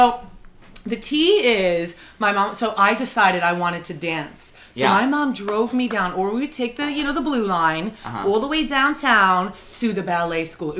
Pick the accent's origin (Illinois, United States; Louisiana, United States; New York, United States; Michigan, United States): Illinois, United States; Chicago; Okay, I'm from Chicago, right outside of Chicago.